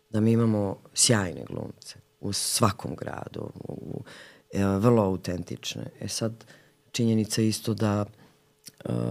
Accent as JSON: {"language": "Croatian", "town": "Valjevo", "region": "Šumadija and Western Serbia", "country": "Serbia", "tie": "born or raised there", "said": "I ona je isto rodom iz Valjeva"}